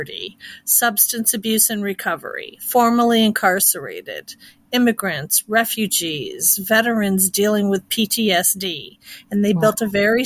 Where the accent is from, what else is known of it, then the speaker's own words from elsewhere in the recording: Chicago, Illinois, United States; moved away as an adult; now in Kansas City, United States; I am actually originally a Chicago born and raised gal